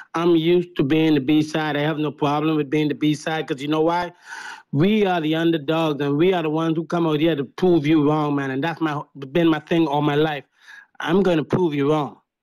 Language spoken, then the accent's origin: English; Bahamas; I'm from the Bahamas